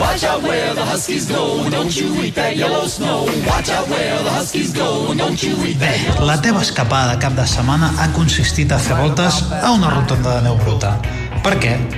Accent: Figueres, Catalonia, Spain; now in Barcelona, Spain; sóc un paio de Figueres que viu a Barcelona amb família a la Catalunya interior

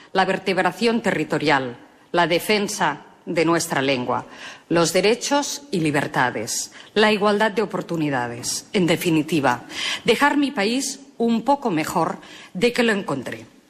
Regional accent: L'Hospitalet de Llobregat, Catalonia, Spain; los catalanes nos dotamos de un nuevo estatuto

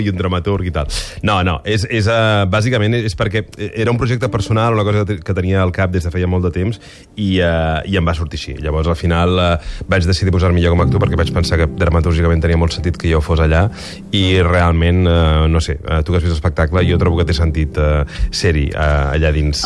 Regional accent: Barcelona, Catalonia, Spain; molts barcelonins

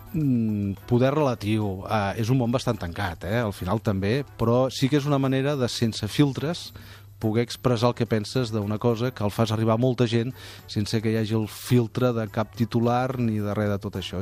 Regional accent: Parets del Vallès, Catalonia, Spain; Parets té una cosa que no té cap altre poble del món, que és que és on he nascut, eh, on he crescut, on visc

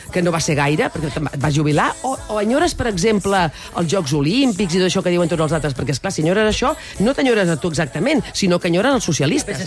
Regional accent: Catalonia, Spain; sóc xarnega

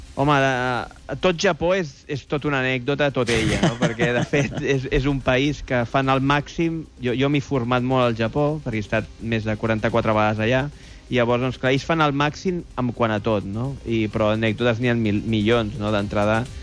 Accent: Esplugues de Llobregat, Catalonia, Spain; del meu poble d'Esplugues de Llobregat

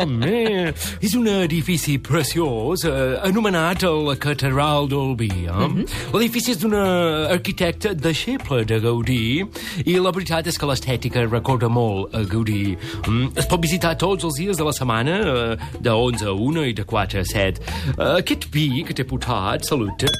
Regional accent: Crofton, Yorkshire and the Humber, United Kingdom; Catalan is a second language; moved away as an adult; now in Catalonia, Spain; Jo vaig néixer a Crofton, molt a prop de Leeds, i allà d'adolescent vaig treballar a la ràdio local

